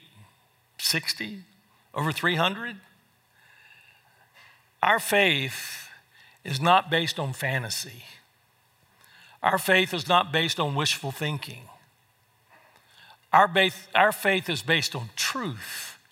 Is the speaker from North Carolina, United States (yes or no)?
yes; North Carolina, United States; moved away as an adult; also born or lived in Fort Worth, Texas; my hometown in North Carolina